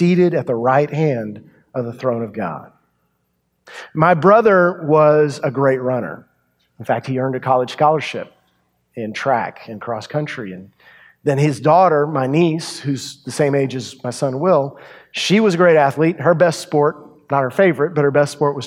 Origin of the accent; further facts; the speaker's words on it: Yoakum, Texas, United States; my hometown, Yoakum, Texas